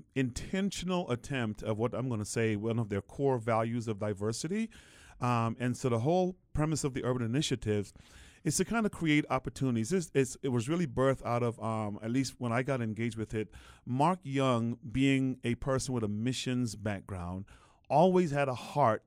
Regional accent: Guyana; now in United States; I was born in the Caribbean. That's where I was born and raised. My actual birthplace was Guyana, South America. And my parents were just migrants looking for a better life.

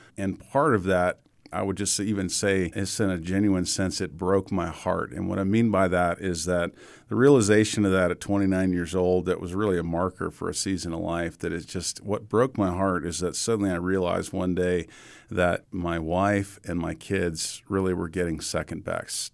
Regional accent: Atlanta, Georgia, United States; moved away; I grew up in Atlanta

